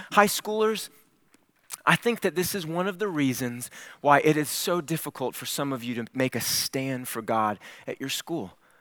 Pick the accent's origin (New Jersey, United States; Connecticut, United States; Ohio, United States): Ohio, United States; Cleveland; I grew up in Cleveland, Ohio.